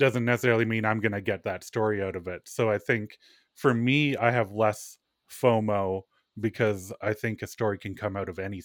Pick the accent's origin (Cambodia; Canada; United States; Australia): Canada; Manitoba; I'm from Manitoba.